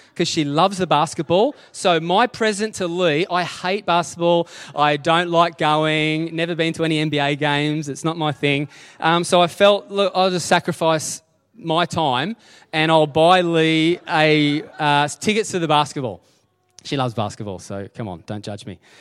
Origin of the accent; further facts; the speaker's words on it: Dingley Village, Victoria, Australia; I'm just a kid from Dingley